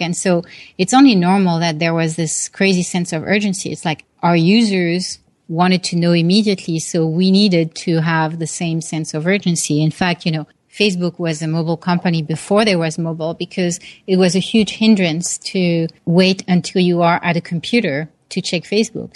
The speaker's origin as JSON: {"language": "English", "town": "Paris", "region": "Île-de-France", "country": "France", "tie": "born or raised there", "moved": "yes", "said": "I grew up in Paris, France"}